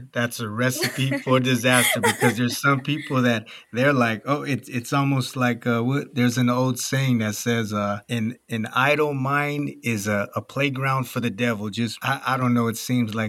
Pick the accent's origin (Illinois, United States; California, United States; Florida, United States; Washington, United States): California, United States; moved away; I'm originally from California